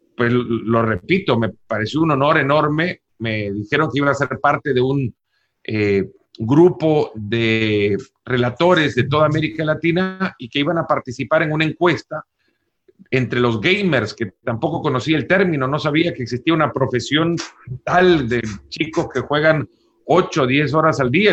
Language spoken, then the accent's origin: Spanish; El Salvador; moved away as an adult; also born or lived in Texas; now in United States; Yo siendo salvadoreño